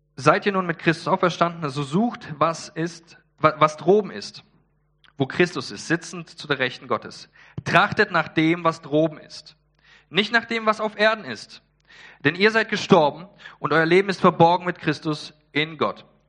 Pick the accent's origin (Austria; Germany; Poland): Poland; ich bin Pole